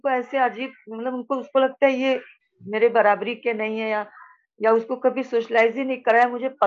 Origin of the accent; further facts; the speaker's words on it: Pune, Maharashtra, India; मैं वैसे पुणे से हूँ लेकिन अभी नागपुर में हूँ दस दिन के लिए